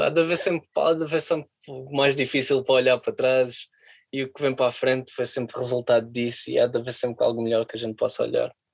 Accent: Portugal; moved away as an adult; now in London, United Kingdom; como eu sou português

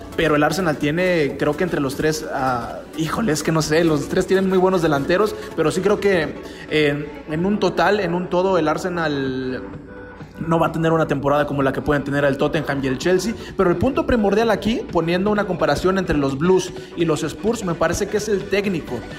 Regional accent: Mexico; Nosotros que somos mexicanos

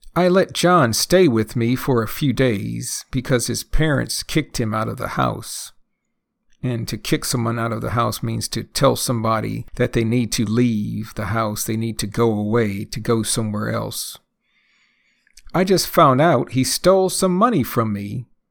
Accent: United States; first language English; I am a native English speaker, born and raised in the United States

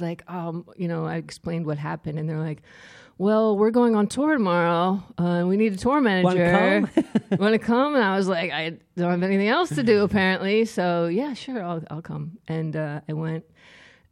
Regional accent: Trenton, New Jersey, United States; moved away as an adult; also born or lived in Germany / San Francisco; now in Staten Island, United States; I'm proudly from Trenton

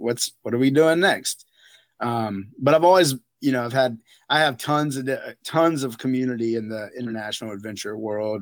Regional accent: outside of Raleigh, North Carolina, United States; now in Crested Butte, United States; I was raised in, outs, outside of Raleigh, North Carolina

